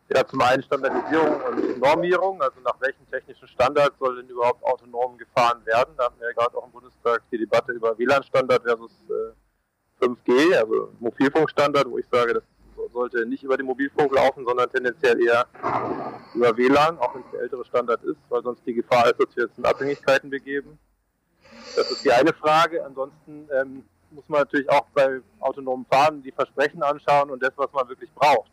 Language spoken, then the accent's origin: German; Munich, Bavaria, Germany; ich bin ja Münchner